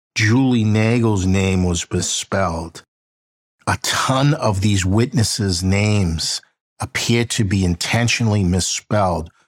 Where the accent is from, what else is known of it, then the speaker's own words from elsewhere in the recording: Boston, Massachusetts, United States; I'm from Boston